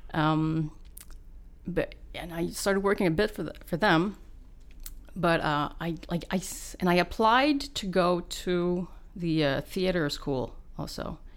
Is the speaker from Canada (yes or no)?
yes; Val-David, Quebec, Canada; Laurentians, yeah, Val-David, Quebec